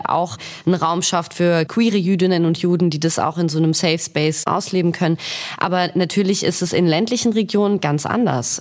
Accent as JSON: {"language": "German", "town": "Stuttgart", "region": "Baden-Württemberg", "country": "Germany", "moved": "yes", "lives_now": "Berlin, Germany", "said": "Ich komme ursprünglich aus Stuttgart"}